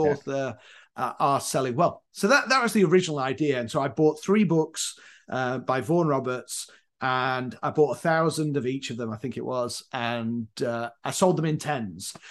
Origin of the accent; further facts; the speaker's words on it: Leeds, Yorkshire and the Humber, United Kingdom; moved away as an adult; also born or lived in Northern Ireland / Leyland, Lancashire / Durham; now in Chicago, United States; I'm from Yorkshire, a place called Leeds